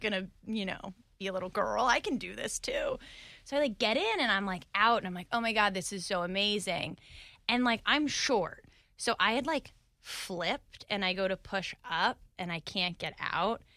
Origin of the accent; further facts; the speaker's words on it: Phoenix, Arizona, United States; moved away as an adult; also born or lived in New York / Dallas; now in Jacksonville, United States; I'm from Phoenix, Arizona